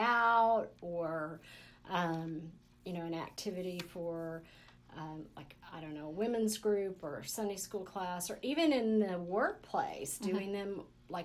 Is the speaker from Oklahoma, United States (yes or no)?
yes; Oklahoma, United States; I grew up in Oklahoma, but my family's an unsweet tea family.